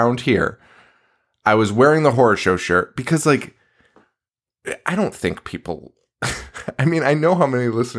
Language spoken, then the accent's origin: English; Connecticut, United States